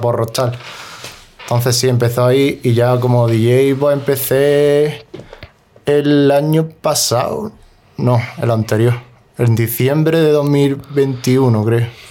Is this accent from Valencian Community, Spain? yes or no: no; Granada, Andalusia, Spain; also born or lived in Cerrillo de Maracena; Yo siempre digo que soy de la Chana porque yo vivía en el Cerrillo de Maracena, ¿Mm? pero toda mi vida lo he, hecho, lo he hecho en la Chana. O sea, tenía el colegio en la Chana